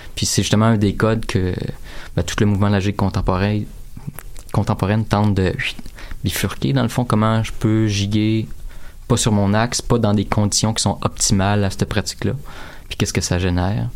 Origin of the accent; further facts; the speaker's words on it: Drummondville, Quebec, Canada; je viens de Drummondville